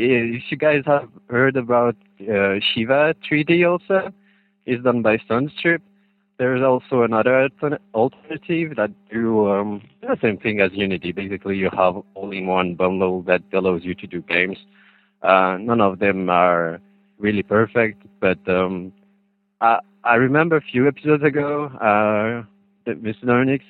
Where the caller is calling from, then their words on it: Switzerland; I'm calling from Switzerland.